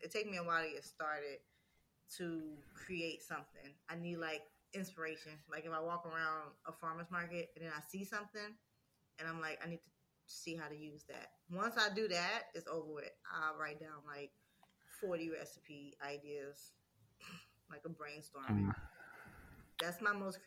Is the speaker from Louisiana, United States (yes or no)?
yes; Louisiana, United States; I'm from Louisiana